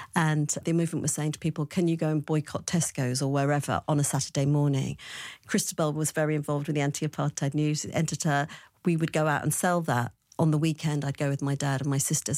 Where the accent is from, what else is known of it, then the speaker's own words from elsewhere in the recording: London, United Kingdom; I was born in West London